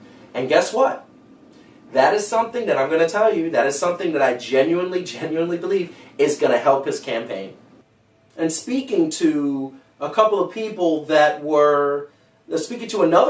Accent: New York City, New York, United States; I grew up in Cypress Hills, Brooklyn, which is a Latino community. I also grew up in Hollis, Queens, which is predominantly African-American.

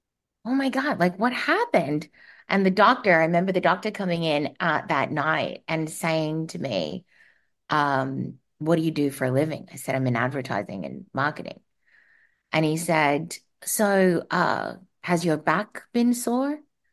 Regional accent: Australia; now in United States; Well, as you said, I am Australian, and I moved to the US in 2003. And I moved over because I wanted an adventure.

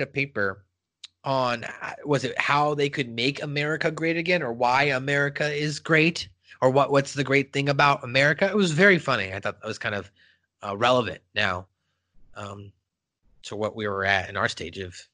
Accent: California, United States; also born or lived in Palm Springs, California; I grew up in California, and I was living in Palm Springs, I think, when I got it.

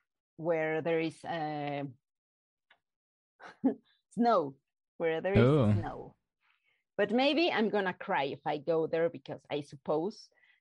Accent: Mexico City, Mexico; Mexico City.

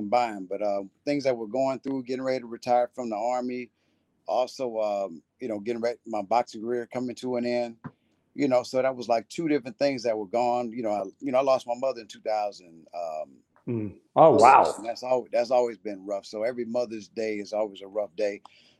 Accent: Texas, United States; moved away; also born or lived in New York; I grew up in New York and Texas.

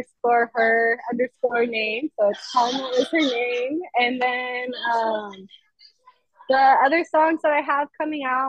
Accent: Compton, California, United States; Am from LA, Compton

